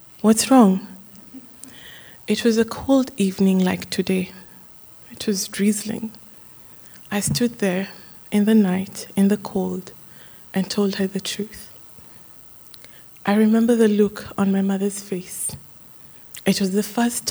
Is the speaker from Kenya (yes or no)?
yes; Kenya; Growing up in Kenya, I had the story of my birth many, many, many times